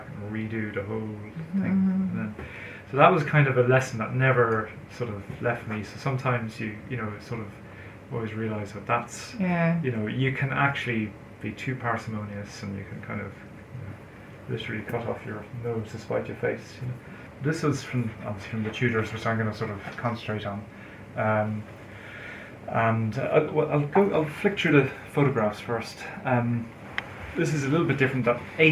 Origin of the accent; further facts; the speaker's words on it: Galway, Connacht, Ireland; I used to go to London from Galway, it's my hometown.